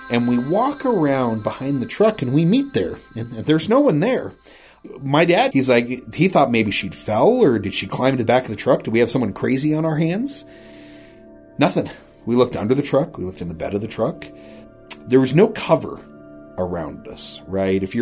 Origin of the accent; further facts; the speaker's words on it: Rawlins, Wyoming, United States; Oh, we're, you know, out here fishing, we're from Rawlins